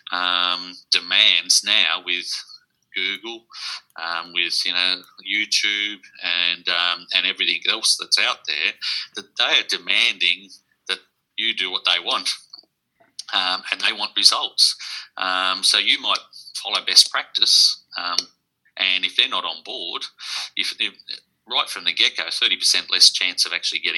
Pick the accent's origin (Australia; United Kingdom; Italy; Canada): Australia; Sydney, New South Wales; moved away as an adult; also born or lived in northwest coast of Tasmania, near Burnie; now in Tasmania, Australia; I come from Sydney. So, um, I've been down here for 25 years